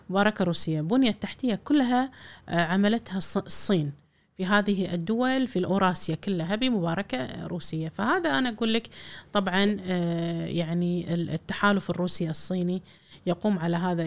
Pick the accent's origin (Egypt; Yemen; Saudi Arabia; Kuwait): Kuwait; إحنا ككويتيين